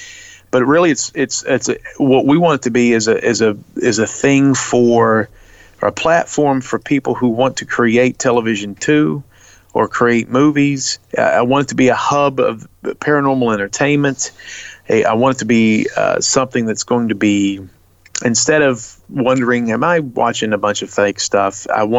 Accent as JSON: {"language": "English", "town": "Baltimore", "region": "Maryland", "country": "United States", "lives_now": "Tennessee, United States", "said": "me and Luke, he's from Chicago, I'm from Baltimore, we're both in Tennessee"}